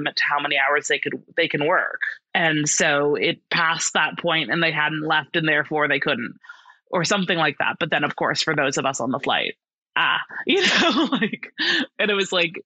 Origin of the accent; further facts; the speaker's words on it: Ottawa, Ontario, Canada; moved away as an adult; I am from Ottawa, Canada